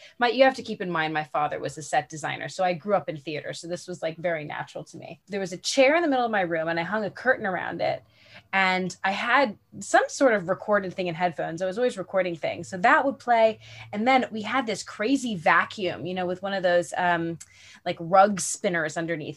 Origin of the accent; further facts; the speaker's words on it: New York City, New York, United States; I grew up in New York City